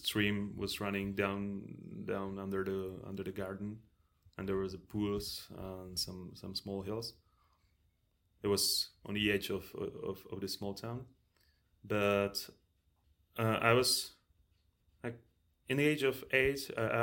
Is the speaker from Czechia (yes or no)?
yes; Czechia; born or raised there